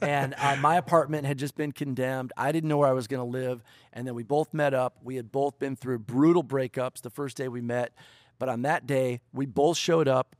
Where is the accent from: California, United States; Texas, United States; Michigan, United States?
Michigan, United States; Detroit; moved away; I was raised in the home of country music, Detroit, Michigan. So I grew up in Detroit